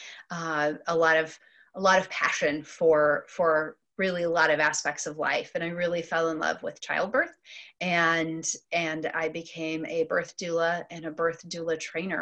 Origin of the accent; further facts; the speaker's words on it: Central Illinois, United States; also born or lived in Detroit area, Michigan; I am originally from the Detroit area, and as a child moved to Central Illinois. And this has been, for all intents and purposes, what I've called home really ever since